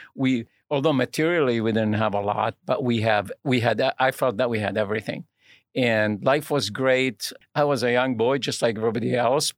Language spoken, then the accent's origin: English; Lebanon; now in United States; I'm originally from Lebanon, uh, which is in the Middle East